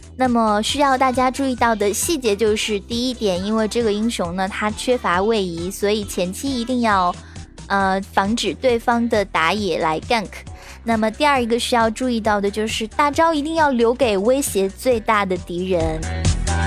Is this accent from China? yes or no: yes; northern China, China; also born or lived in Nanjing; 作为一个北方人